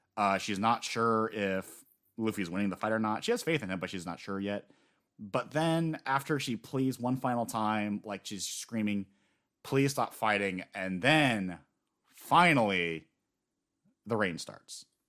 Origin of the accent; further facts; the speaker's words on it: United States; as an American